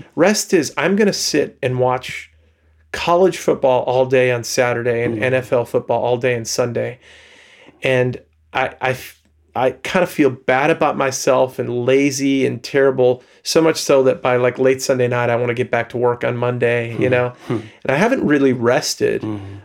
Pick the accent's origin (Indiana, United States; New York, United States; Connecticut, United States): New York, United States; Long Island; accent: subtle Long Island; now in Holland, United States; I grew up on Long Island, New York